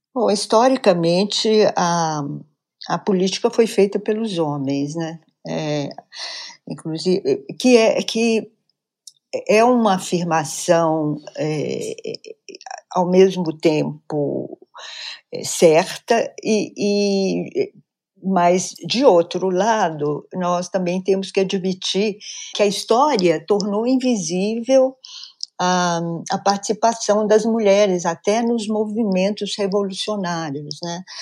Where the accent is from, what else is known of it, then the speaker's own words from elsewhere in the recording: Minas Gerais, Brazil; Sou mineira de nascimento